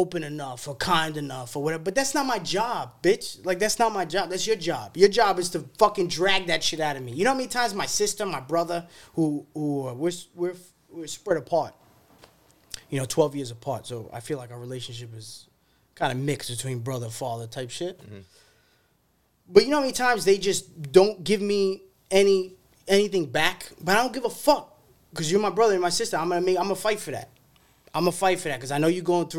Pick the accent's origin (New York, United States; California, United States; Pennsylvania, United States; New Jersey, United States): New York, United States; New York City; growing up in New York, you know, growing up in Queens